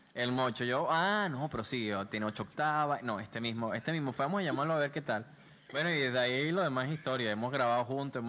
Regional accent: Maracay, Aragua, Venezuela; now in Panama City, Panama; venimos de Maracay.

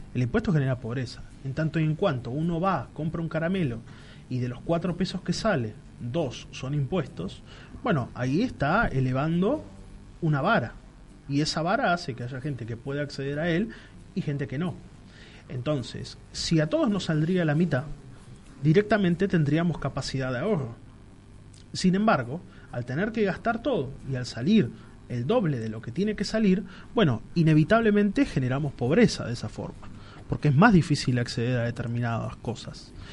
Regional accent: Argentina; como argentinos

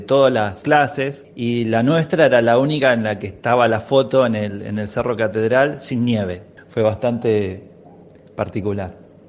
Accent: Buenos Aires, Argentina; me fui equipado desde acá de Buenos Aires

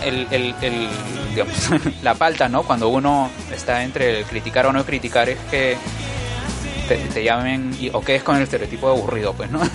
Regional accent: Lima, Peru; Yo crecí en La Molina, en ah, Musa, en La Molina.

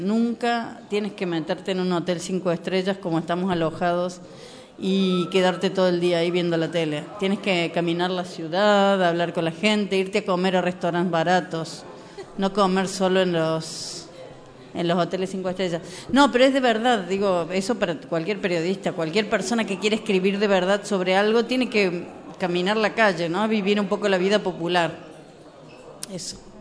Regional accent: Argentina; moved away as an adult; also born or lived in Germany / Spain; now in Morocco; yo soy argentina, trabajé muchísimos años en, eh, como crítica

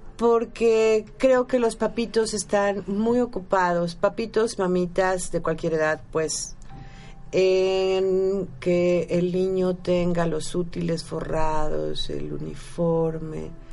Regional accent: Mexico; nosotros como mexicanos

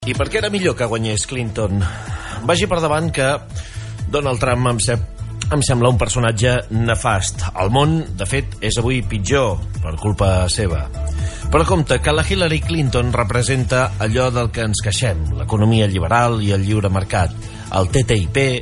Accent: Empordà, Catalonia, Spain; aquí a casa nostra

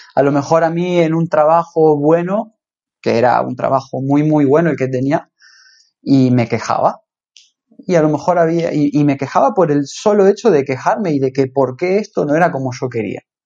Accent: Rosario, Santa Fe, Argentina; moved away as an adult; now in Ibiza, Spain; Yo soy argentino, eh, nací en Rosario, la ciudad de Rosario iba al colegio Pestalozzi

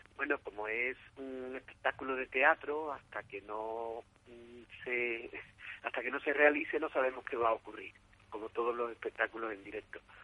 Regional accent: Écija, Andalusia, Spain; somos de Ésica, originarios de, la compañía de aquí de Ésica, aquí en la Ciudad del Sol

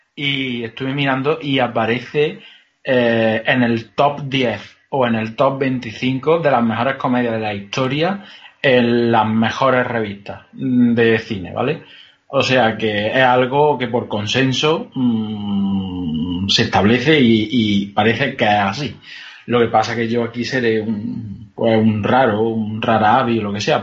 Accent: Andalusia, Spain; soy andaluz

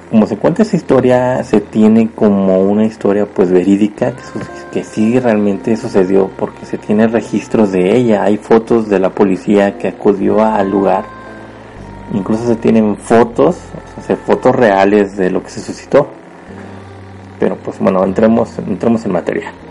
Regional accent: Puebla, Mexico; yo soy originario de México, orgullosamente de Puebla

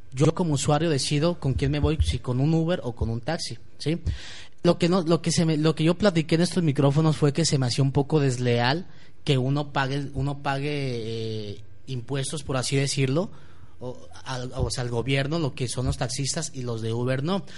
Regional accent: Guadalajara, Jalisco, Mexico; como ciudadano tapatío y como ciudadano mexicano

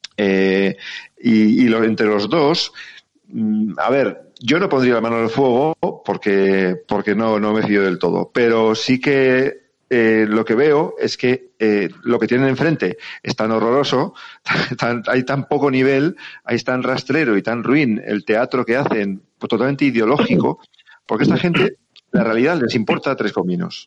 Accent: Navarre, Spain; Soy, soy Navarro

